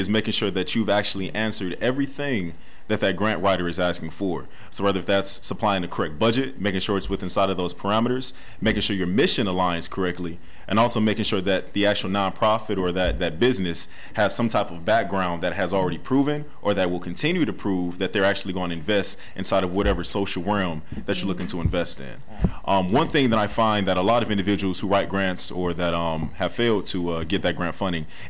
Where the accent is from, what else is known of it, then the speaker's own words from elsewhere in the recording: Cleveland, Ohio, United States; I am from Cleveland, Ohio. I'm a Euclid High School graduate of 2013